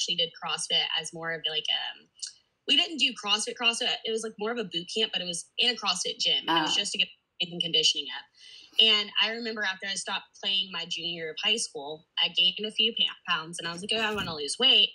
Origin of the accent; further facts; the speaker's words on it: Georgia, United States; Born and raised in Georgia.